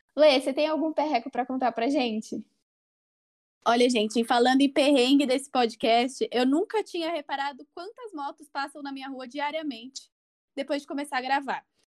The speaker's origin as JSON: {"language": "Portuguese", "region": "São Paulo", "country": "Brazil", "said": "eu sou aqui de São Paulo"}